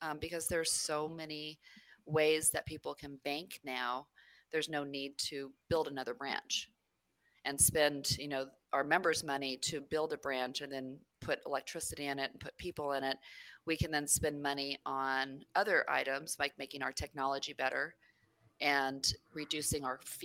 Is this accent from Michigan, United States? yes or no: no; New Mexico, United States; also born or lived in San Francisco Bay Area, California; I was born in the Bay Area, and okay. But I grew up in New Mexico. Most of my time was spent in New Mexico.